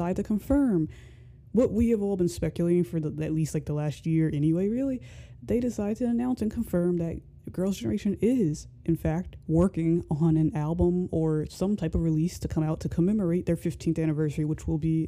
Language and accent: English; United States; I'm American